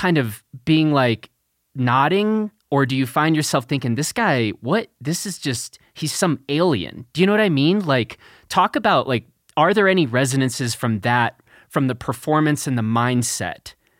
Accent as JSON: {"language": "English", "town": "Chicago", "region": "Illinois", "country": "United States", "tie": "born or raised there", "said": "I grew up in Chicago."}